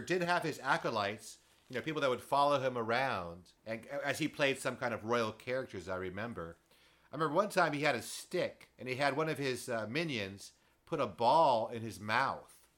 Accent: West Coast, United States; being a West Coast guy my entire life

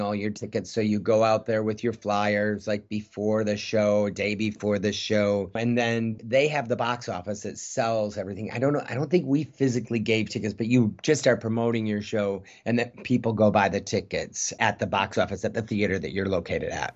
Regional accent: Midwest, United States; moved away as an adult; now in North Hollywood, United States; I'm a kid from the Midwest

